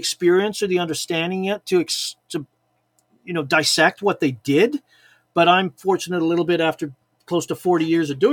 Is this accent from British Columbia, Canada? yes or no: yes; Chilliwack, British Columbia, Canada; also born or lived in Liverpool, England; growing up in British Columbia